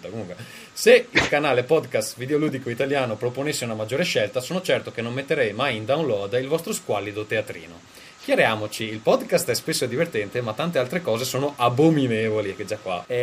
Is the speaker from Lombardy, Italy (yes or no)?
no; Veneto, Italy; moved away; Sono, sono veneto, ma non, ma non, leghista.